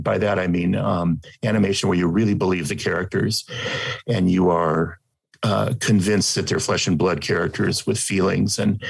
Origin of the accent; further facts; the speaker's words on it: Los Angeles, California, United States; growing up in Los Angeles